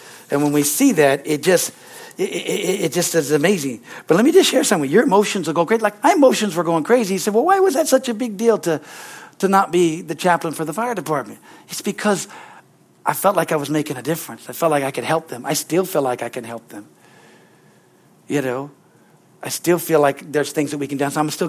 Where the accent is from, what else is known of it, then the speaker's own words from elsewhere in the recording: Hilmar, California, United States; I thought, oh yes, this is, you know, I grew up in Hillmore.